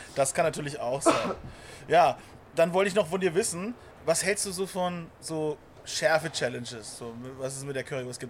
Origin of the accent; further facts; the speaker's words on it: Bavaria, Germany; als stolzer Bayer